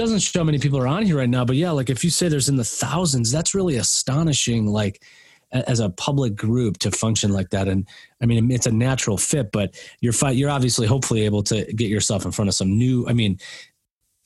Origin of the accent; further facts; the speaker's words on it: Oak Park, Illinois, United States; moved away; also born or lived in Madison, Wisconsin / Boulder, Colorado / Longmont, Colorado; I grew up in Oak Park, Illinois